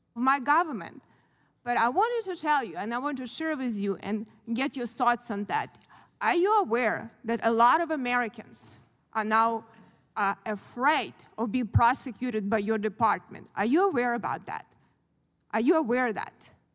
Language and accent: English; Ukraine; born or raised there; moved away as an adult; now in United States